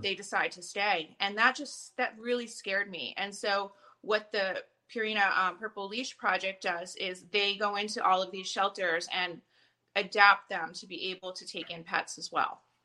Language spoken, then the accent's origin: English; New Jersey, United States; moved away; I'm from the East Coast. I'm from New Jersey originally